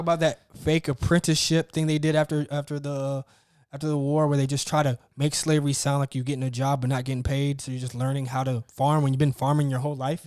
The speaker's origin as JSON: {"language": "English", "region": "Mississippi", "country": "United States", "tie": "born or raised there", "said": "I grew up in Mississippi."}